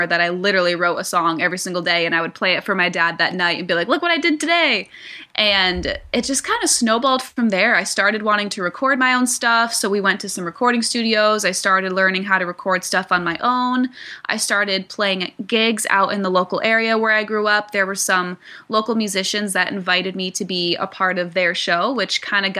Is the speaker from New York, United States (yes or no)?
yes; Rochester, New York, United States; moved away as an adult; now in Nashville, United States; I'm originally from upstate New York, a small town called Rochester, and I moved down to Nashville, Tennessee 4 years